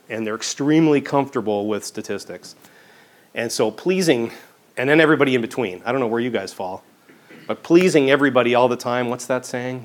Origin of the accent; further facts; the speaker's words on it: Vancouver, British Columbia, Canada; moved away as an adult; I was I grew up in Vancouver.